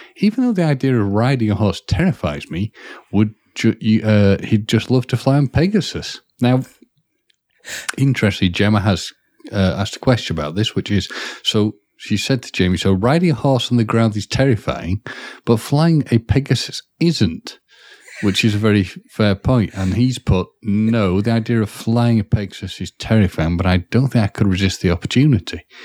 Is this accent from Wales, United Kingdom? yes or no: yes; Wales, United Kingdom; as a Welsh person